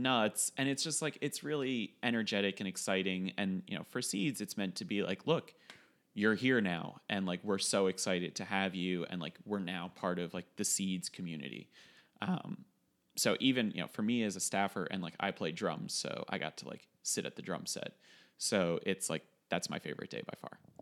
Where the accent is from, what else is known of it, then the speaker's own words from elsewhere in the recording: Westchester, New York, United States; in the basement of our house when we were growing up in Westchester